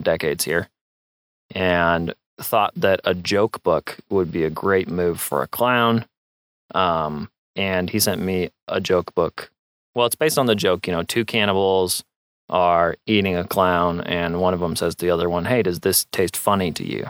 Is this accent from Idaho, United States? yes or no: yes; Moscow, Idaho, United States; Yeah, I was born and raised in Moscow